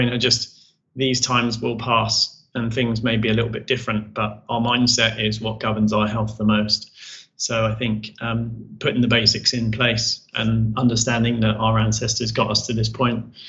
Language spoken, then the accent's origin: English; United Kingdom; we're British